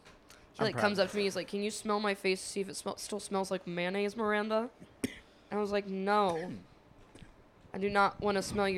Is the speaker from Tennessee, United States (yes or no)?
yes; Nashville, Tennessee, United States; now in Chicago, United States; I grew up in Williamson County